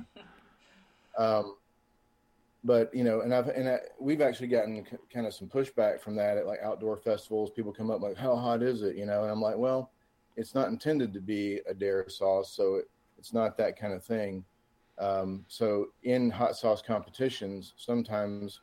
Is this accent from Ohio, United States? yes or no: no; Atlanta, Georgia, United States; I'm from the Metro Atlanta area.